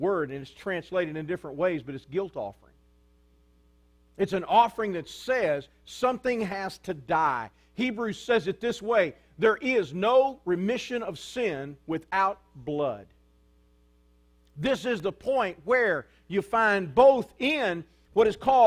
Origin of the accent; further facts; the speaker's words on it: United States; I'm an American